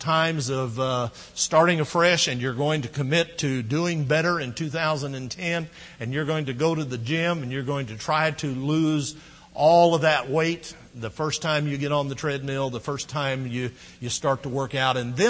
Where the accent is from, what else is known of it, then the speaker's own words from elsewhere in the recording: Midwest, United States; now in Texas, United States; We grew up in the Midwest. We ate a lot of Great Northern and Navy beans on New Year's Day. Moved to Texas